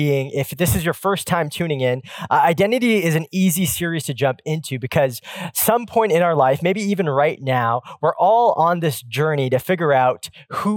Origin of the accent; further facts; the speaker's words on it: Pacific Northwest, United States; I grew up in the Pacific Northwest where the Seattle Supersonics ruled in the 90s